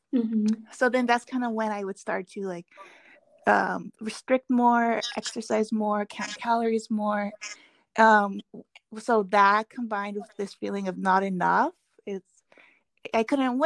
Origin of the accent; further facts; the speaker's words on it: Seattle, Washington, United States; when I was growing up in Seattle, there was a big Korean community